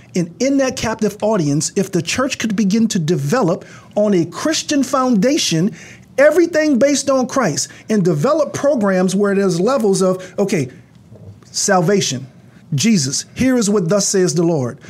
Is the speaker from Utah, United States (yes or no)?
no; New Orleans, Louisiana, United States; I come from Ninth Ward, New Orleans